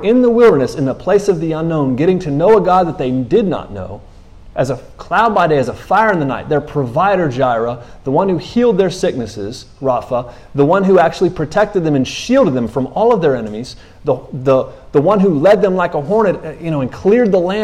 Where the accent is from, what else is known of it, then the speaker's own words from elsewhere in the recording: United States; I'm American